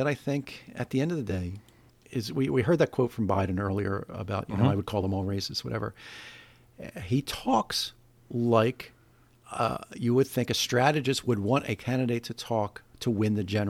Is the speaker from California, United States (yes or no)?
no; Scranton, Pennsylvania, United States; And let me tell you about growing up in Scranton. I know what the middle class, I know what the working class